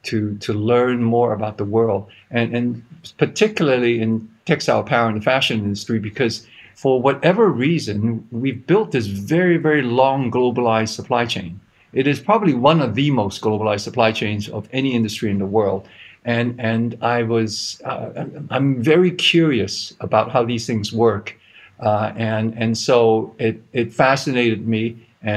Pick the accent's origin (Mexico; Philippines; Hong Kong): Hong Kong; I grew up in Hong Kong. I don't sound like I'm from Hong Kong because my wife is American, and this accent is for good in-law management.